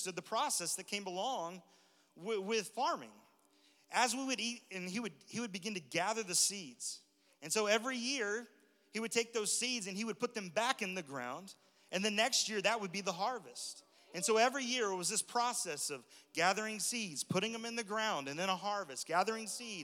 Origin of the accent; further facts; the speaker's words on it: Texas, United States; I'm from Texas, born and raised in Texas, but a lot of my family's from Alabama